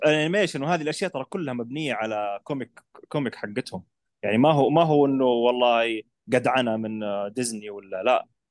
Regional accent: Saudi Arabia; احنا عندنا العرب او السعوديين

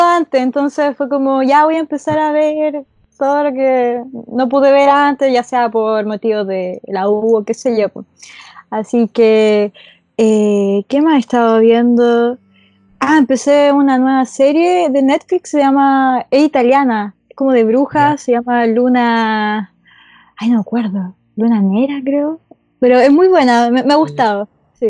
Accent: Talca, Maule, Chile; soy de la región del Maure. soy de Talca

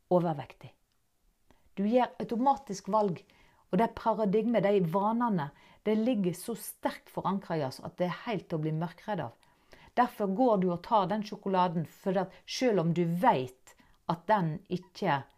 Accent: Norway; accent: Nynorsk; first language Norwegian; jeg snakker nynorsk. Jeg er norsk

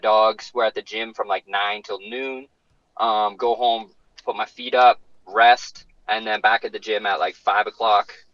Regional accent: Peterborough, Ontario, Canada; I've rapped Peterborough hard, man. That's my city.

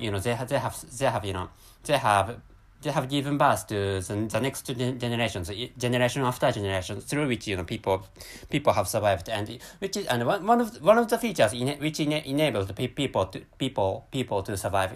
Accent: Japan; first language Japanese; English is a second language; my mother tongue is Japanese and I'm a, I'm a, I'm a Japanese person which, me, me, living, living in Japan

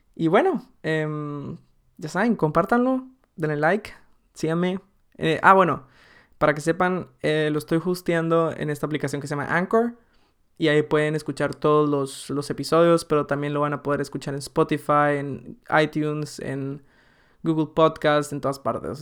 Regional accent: Guatemala; moved away as an adult; now in Germany; nací en Guatemala, viví ahí 19 años

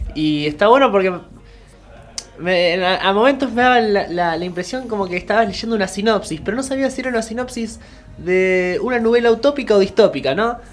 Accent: Argentina; acá en Argentina

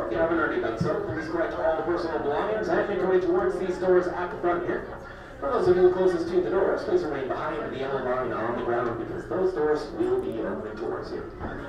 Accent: Montreal, Quebec, Canada; now in Orlando, United States; I'm from Montreal, Quebec, home of our Prime Minister, Justin Trudeau.

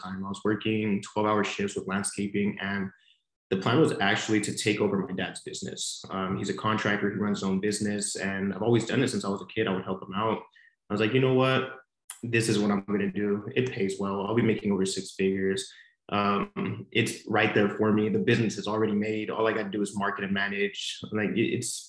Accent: Monterey, California, United States; moved away as an adult; now in San Diego, United States; I was born and raised in Monterey, California, which is about 8 hours up north from San Diego

